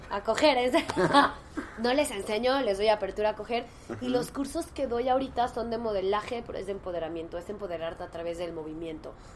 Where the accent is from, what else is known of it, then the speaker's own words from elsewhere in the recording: Mexico; como mujer en México